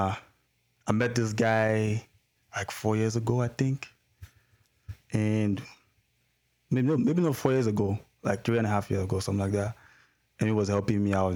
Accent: Delta, Nigeria; now in Regina, Canada; From Delta State, Robo. No, Robo Ado, my people

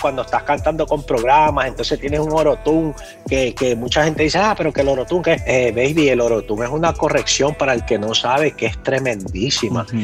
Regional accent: New York City, New York, United States; yo soy nacido aquí, soy nacido aquí en Nueva York, yo nací aquí, me crié en las calles de Nueva York

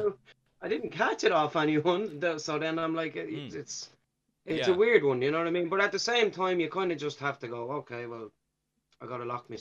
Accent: Dublin, Leinster, Ireland; growing up in Ballymun

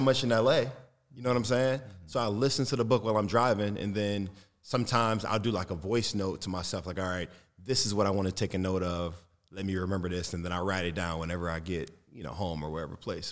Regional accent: Detroit, Michigan, United States; I come from Detroit

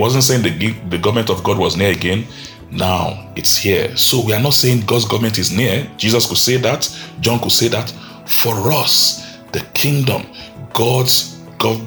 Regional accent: Nigeria; I live in Nigeria, I'm a Nigerian.

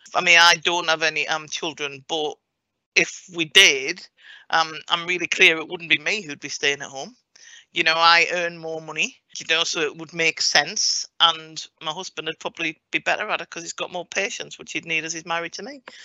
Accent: Morpeth, North East England, United Kingdom; moved away; I grew up in Morpeth in Northumberland

